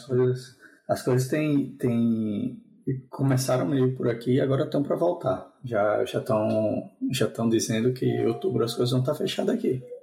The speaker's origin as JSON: {"language": "Portuguese", "town": "João Pessoa", "region": "Paraíba", "country": "Brazil", "tie": "born or raised there", "moved": "yes", "lives_now": "Spain", "said": "eu sou natural de João Pessoa"}